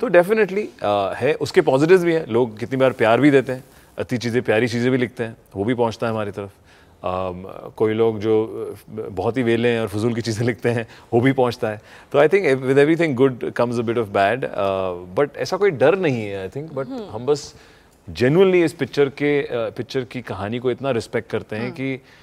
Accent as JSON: {"language": "Hindi", "region": "Delhi", "country": "India", "tie": "born or raised there", "moved": "yes", "said": "दिल्ली तो मेरे यहाँ पला बड़ा हूँ यहाँ पे"}